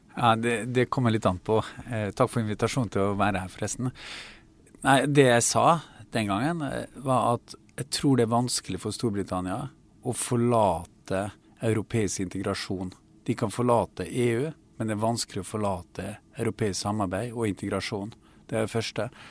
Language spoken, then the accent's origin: Norwegian; Kristiansund, Møre og Romsdal, Norway; min hjemby og sykehuset i Kristiansund